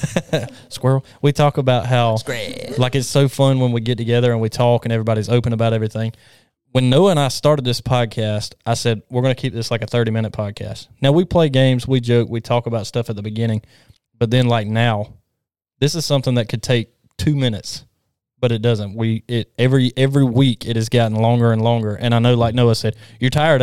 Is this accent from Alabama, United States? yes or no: yes; Alabama, United States; I'm from Alabama.